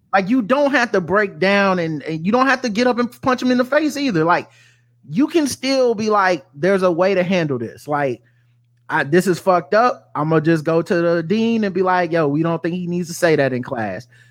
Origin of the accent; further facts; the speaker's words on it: the South, United States; I was raised in the South